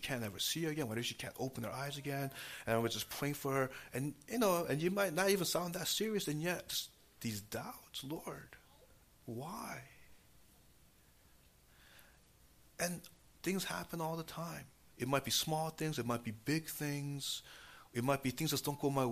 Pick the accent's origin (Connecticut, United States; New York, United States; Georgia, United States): New York, United States; New York City; moved away as an adult; now in New Jersey, United States; growing up in New York City, and, you know, even now, you know, we actually live in New Jersey